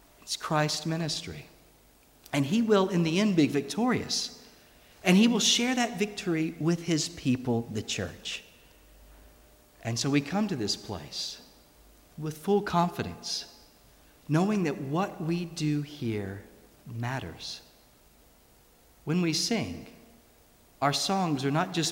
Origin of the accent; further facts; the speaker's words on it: United States; accent: American; moved away as an adult; now in Scotland, United Kingdom; my American accent